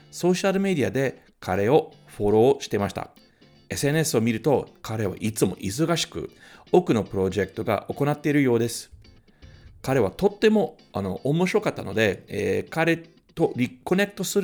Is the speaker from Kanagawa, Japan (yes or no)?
no; Tokyo, Japan; 東京生まれ、東京育ちはい。で、ずっと、あの渋谷区のです